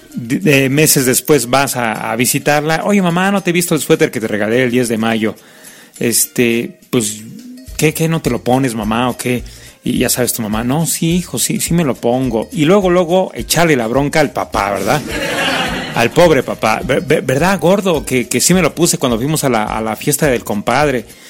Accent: Mexico; así somos los mexicanos

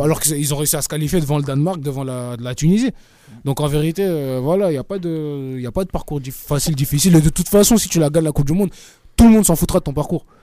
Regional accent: France; nous on est français

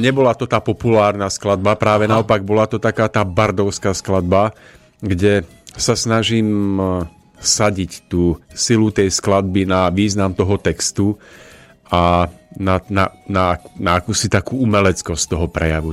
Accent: Nižná, Žilina Region, Slovakia; tá škola umeleckej drevorezby v Nižnej, v mojom rodisku tiež

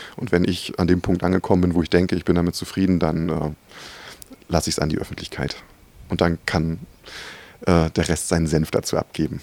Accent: Rostock, Mecklenburg-Vorpommern, Germany; moved away; Ich, ich komme ja ursprünglich aus Rostock

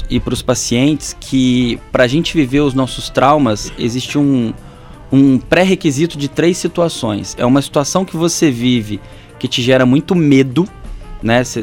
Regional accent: Volta Redonda, Rio de Janeiro, Brazil; now in Porto Real, Brazil; Estou aqui em Ponto Real, sou de Volta Redonda, ….

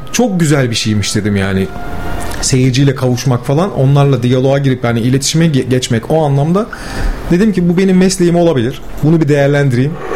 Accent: Gemlik, Bursa, Turkey; also born or lived in İzmit, Kocaeli; Ben Gemlik'te büyümeye başladım. Bir 5 yıl sonra 5 yaşımdayken. İlk orta öğrenimimi Gemlik'te tamamladım.

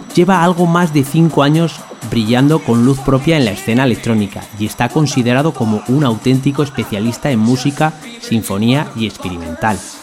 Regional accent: Zaragoza, Aragon, Spain; de donde soy yo, que es en Zaragoza

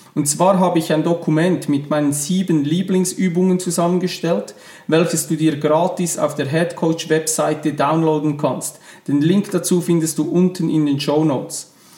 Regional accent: Switzerland; accent: Swiss German; first language Swiss German; ihr hört es schon an meinem Akzent. Meine Muttersprache ist normal Schweizerdeutsch.

